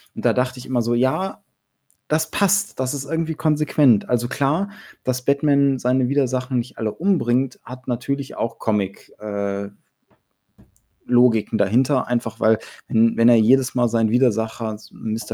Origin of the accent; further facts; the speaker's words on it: Germany; bei uns in Deutschland